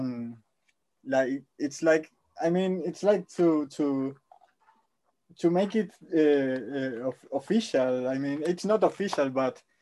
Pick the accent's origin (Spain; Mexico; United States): Spain; English is a second language; I'm Spanish.